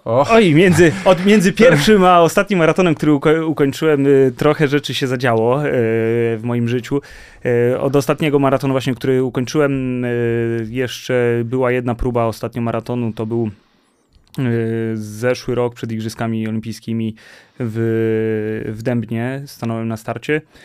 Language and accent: Polish; Warsaw, Masovian Voivodeship, Poland; będąc warszawiakiem